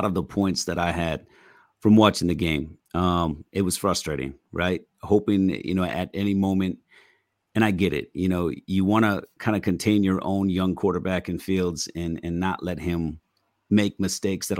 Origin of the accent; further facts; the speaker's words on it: Green Bay, Wisconsin, United States; moved away; I'm from Green Bay